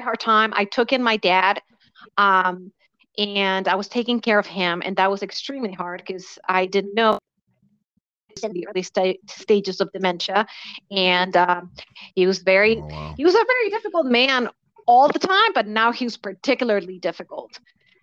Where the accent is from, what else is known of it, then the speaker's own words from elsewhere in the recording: Valdivia, Los Ríos, Chile; also born or lived in London; now in United States; I grew up in Chile